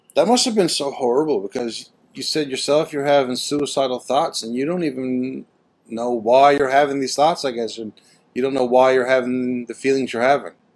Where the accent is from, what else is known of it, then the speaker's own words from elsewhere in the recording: Canada; being Canadian